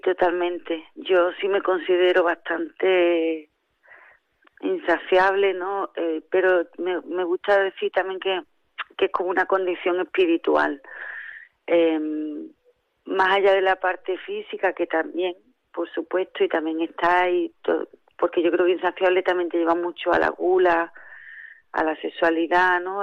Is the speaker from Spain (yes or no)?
yes; Jimena de la Frontera, Andalusia, Spain; soy de Jimena de la Frontera